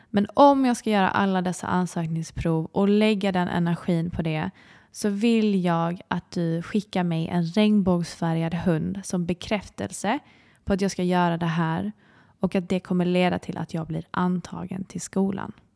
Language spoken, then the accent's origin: Swedish; Sweden; vara hemma i Sverige